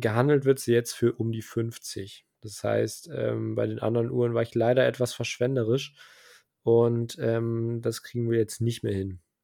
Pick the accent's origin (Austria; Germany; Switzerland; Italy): Germany; hier bei uns in Deutschland